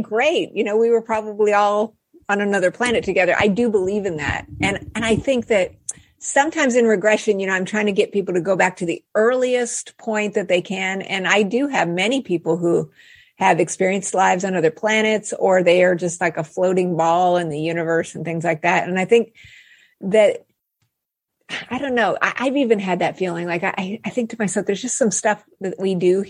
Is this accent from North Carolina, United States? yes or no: no; Albuquerque, New Mexico, United States; I grew up in Albuquerque, New Mexico